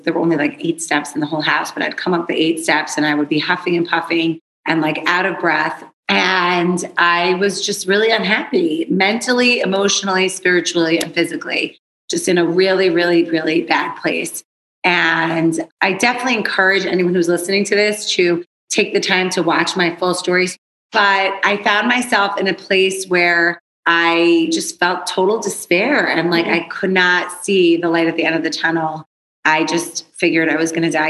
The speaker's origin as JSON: {"language": "English", "area": "East Windsor", "region": "New Jersey", "country": "United States", "tie": "born or raised there", "said": "I was born and raised in Wind Rivers, New Jersey, which is a very small community, Exit 8 on the New Jersey Turnpike"}